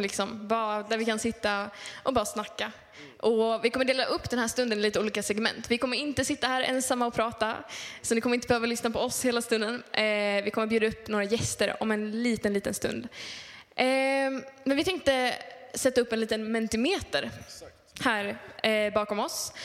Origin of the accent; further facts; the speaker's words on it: Luleå, Norrbotten County, Sweden; jag kommer från Luleå